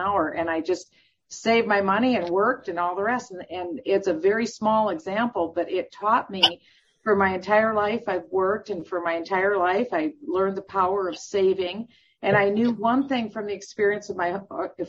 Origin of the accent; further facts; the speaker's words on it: Iowa, United States; moved away; also born or lived in Minnesota; I was born in Iowa, and I was part of a middle-class family.